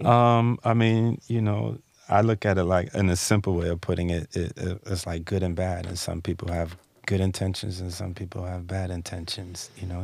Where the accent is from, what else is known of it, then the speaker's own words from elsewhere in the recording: East Coast, United States; I'm from the East